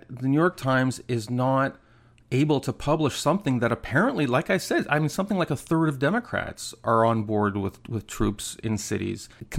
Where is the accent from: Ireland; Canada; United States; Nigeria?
Canada; I'm from Canada. We, you know, we don't deploy the military often